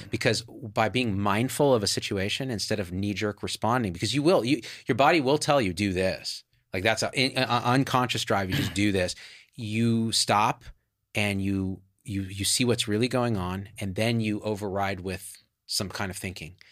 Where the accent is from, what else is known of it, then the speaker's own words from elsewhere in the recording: Clovis, California, United States; moved away as an adult; also born or lived in Berkeley, California; as far left as you could get for Clovis, California